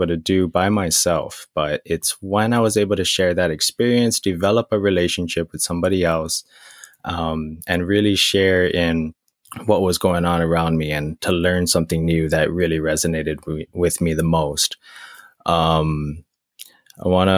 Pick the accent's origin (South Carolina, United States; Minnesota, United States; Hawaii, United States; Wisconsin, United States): Hawaii, United States; Maui; moved away; growing up on Maui